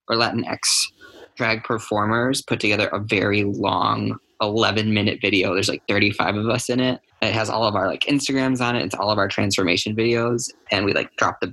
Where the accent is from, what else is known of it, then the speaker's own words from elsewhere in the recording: Janesville, Wisconsin, United States; my hometown here in good old Janesville, Wisconsin